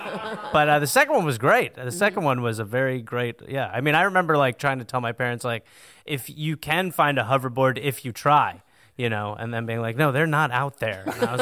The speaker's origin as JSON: {"language": "English", "town": "Milwaukee", "region": "Wisconsin", "country": "United States", "said": "I'm from Milwaukee, Wisconsin"}